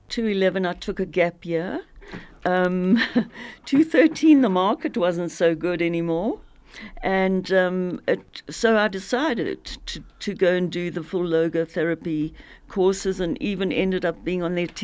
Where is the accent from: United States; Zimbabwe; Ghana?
Zimbabwe; moved away; I grew up in Zim